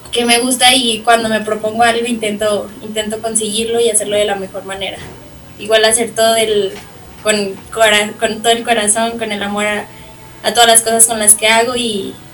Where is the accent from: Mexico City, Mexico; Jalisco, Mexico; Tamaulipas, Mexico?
Jalisco, Mexico; San Juan de los Lagos; tengo 17 años y soy de San Juan de los Lagos, del bonito San Juan.